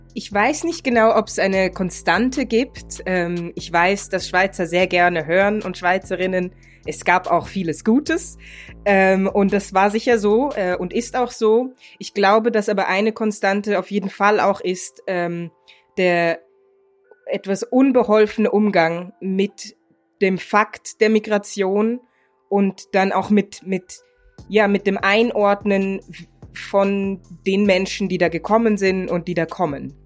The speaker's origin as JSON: {"language": "German", "country": "Germany", "tie": "born or raised there", "moved": "yes", "lives_now": "Switzerland", "said": "ich bin in Deutschland geboren und aufgewachsen"}